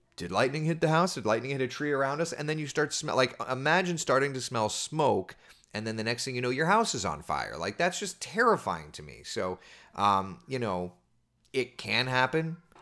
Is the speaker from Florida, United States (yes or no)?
yes; Winter Springs, Florida, United States; I grew up right here in Central Florida. I lived in Hollowbrook, which is a neighborhood over in Winter Springs